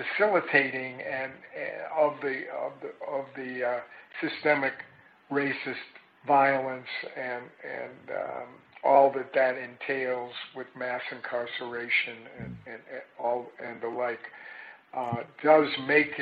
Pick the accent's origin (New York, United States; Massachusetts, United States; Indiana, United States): Massachusetts, United States; Boston; now in Chicago, United States; I come from Boston